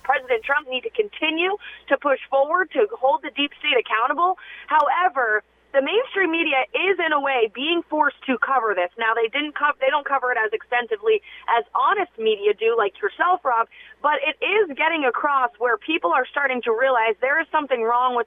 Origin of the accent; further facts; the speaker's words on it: New Hampshire, United States; I'm up here in New Hampshire, which is my home state